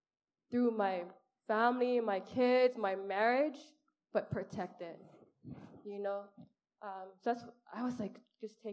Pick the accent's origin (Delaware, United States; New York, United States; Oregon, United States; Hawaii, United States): Hawaii, United States; Honolulu; I'm from Kalihi, and a single mom